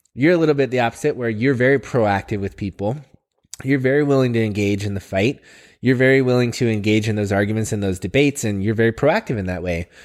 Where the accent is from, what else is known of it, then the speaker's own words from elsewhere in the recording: Oregon, United States; I've been here my whole life.